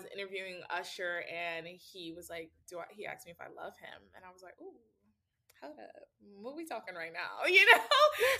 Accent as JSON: {"language": "English", "region": "Ohio", "country": "United States", "said": "oh, we're both from Ohio. Then you make a joke like, how many people really leave the Midwest, right?"}